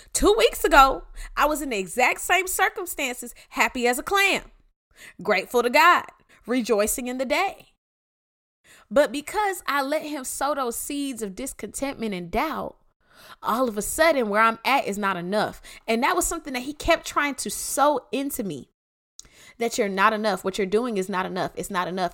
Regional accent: Clayton County, Georgia, United States; I'm from Clayton County

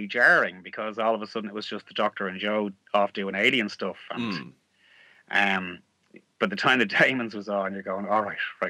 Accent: Ireland; accent: Irish; but that's my Irish accent coming out.

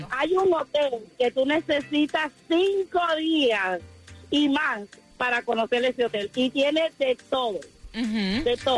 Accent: Dominican Republic; Yo soy dominicana

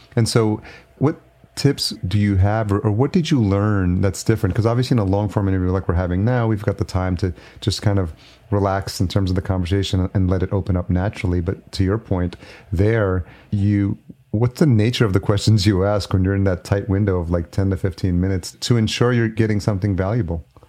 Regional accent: Yonkers, New York, United States; also born or lived in El Salvador / Los Angeles; now in Minneapolis, United States; I was born in El Salvador, so I came here when I was a year old, but I was raised in New York

